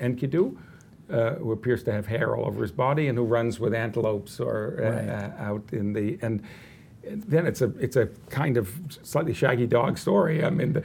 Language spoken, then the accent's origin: English; United States; I'm an American in the 21st century